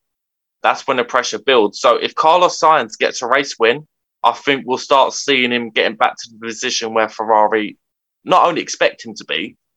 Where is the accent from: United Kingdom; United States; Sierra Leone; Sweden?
United Kingdom; as a British fan